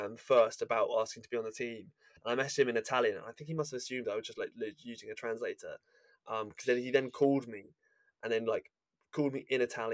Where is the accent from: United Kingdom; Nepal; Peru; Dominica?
United Kingdom; England; I'm English